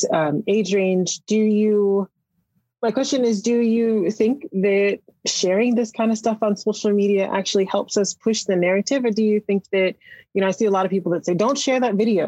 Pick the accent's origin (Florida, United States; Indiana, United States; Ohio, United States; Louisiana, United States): Florida, United States; Eatonville; having grown up myself in a freedom town from Eatonville, Florida